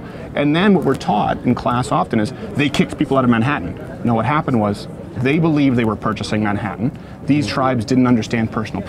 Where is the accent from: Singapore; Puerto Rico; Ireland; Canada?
Canada; now in United States; I was raised in Canada